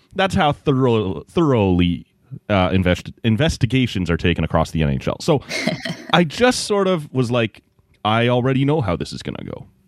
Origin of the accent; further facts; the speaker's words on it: Oshawa, Ontario, Canada; I grew up in the Oshawa area.